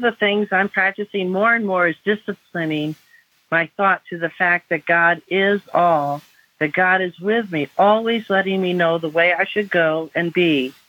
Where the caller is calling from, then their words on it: North Carolina, United States; I'm calling from North Carolina.